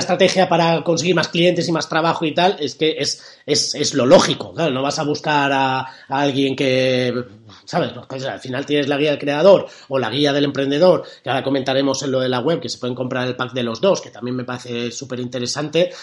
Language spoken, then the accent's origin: Spanish; Spain; somos españoles